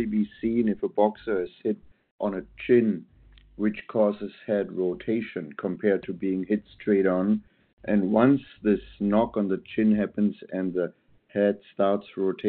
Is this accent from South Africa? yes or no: no; Germany; now in Portland, United States; I'm born and raised in Germany, always studied biomechanical engineering